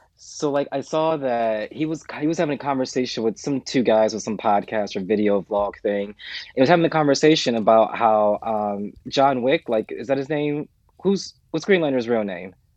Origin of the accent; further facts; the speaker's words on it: United States; moved away as an adult; I'm American.